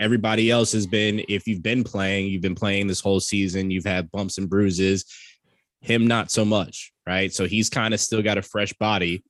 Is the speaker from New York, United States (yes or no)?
yes; New York, United States; I'm from New York